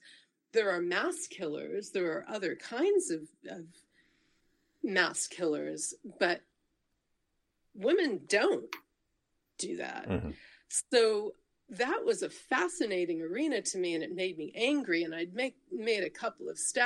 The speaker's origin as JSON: {"language": "English", "country": "United States", "said": "I'm an American"}